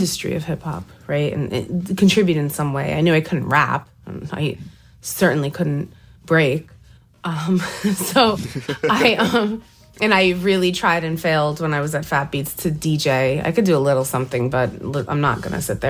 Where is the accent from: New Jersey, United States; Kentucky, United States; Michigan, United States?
New Jersey, United States; I'm from Jersey.